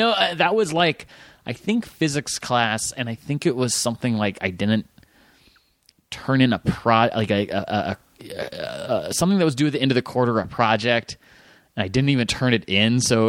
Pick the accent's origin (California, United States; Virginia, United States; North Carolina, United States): Virginia, United States; Fairfax; Fairfax, Virginia.